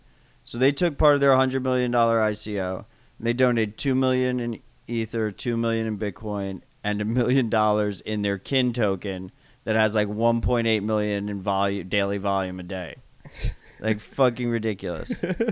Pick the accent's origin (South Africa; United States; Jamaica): United States; I'm an American person